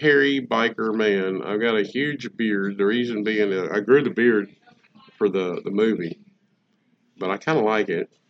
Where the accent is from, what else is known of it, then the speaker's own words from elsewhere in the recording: the South, United States; we are from the South.